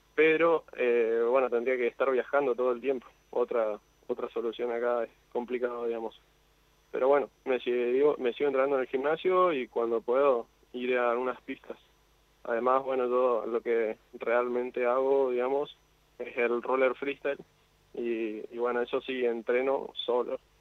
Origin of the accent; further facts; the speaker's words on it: Misiones, Argentina; Soy de Misiones, de Misiones